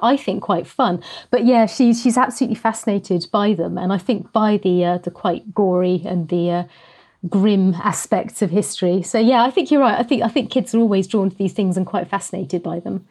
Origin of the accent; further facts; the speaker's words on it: Norfolk, East of England, United Kingdom; also born or lived in Isle of Sheppey, Kent; I moved to Norfolk with my family when I was three, um, and have lived in the small market town ever since.